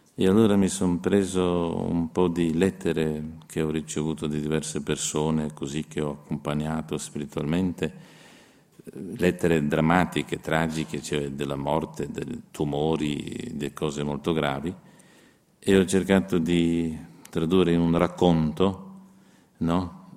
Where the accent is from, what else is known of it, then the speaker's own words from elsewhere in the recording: Slovenia; Io sono uno sloveno